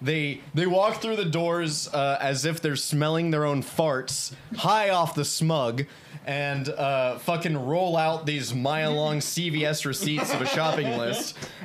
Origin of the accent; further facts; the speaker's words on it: Midwest, United States; we are from the Midwest